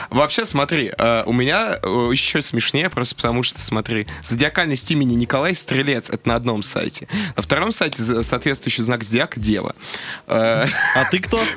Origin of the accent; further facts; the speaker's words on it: Buryatia, Russia; Ну, я понимаю, я бурят, конь мое тотемное животное